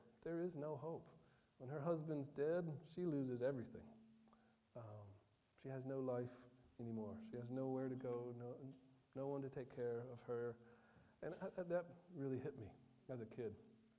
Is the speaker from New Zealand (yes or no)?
no; Côte d’Ivoire; One of my most vivid memories growing up, because I grew up in Ivory Coast, is the country to the south of Burkina.